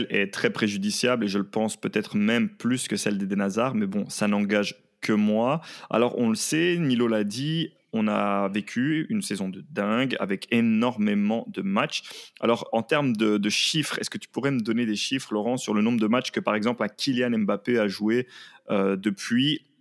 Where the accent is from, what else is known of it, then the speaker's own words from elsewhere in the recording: Belgium; Nous, en tant que Belges euh, de manière générale